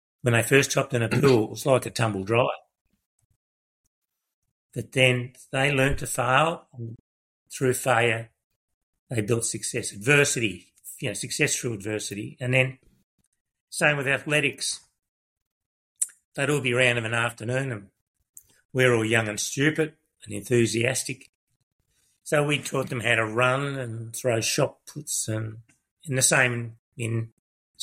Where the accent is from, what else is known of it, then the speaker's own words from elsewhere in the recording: Melbourne, Victoria, Australia; moved away as an adult; also born or lived in Kyabram, Victoria; I was from Broadie. In Melbourne